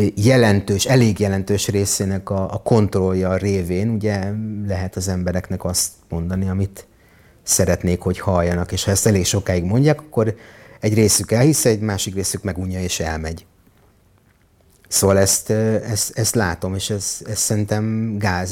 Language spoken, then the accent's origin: Hungarian; Hungary; moved away as an adult; also born or lived in Israel; ebben nőttem fel, húsz évig majdnem